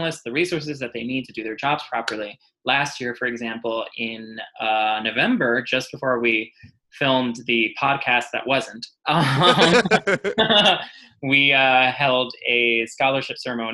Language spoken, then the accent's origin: English; New York City, New York, United States; now in Staten Island, United States; I was born in Queens, raised in Queens.